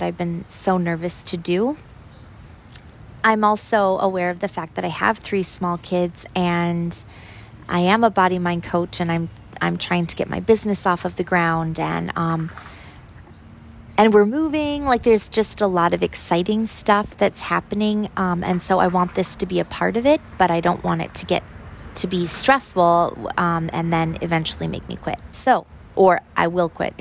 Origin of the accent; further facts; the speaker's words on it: Minneapolis, Minnesota, United States; moved away; also born or lived in St. Paul / Iowa; I was born in Minneapolis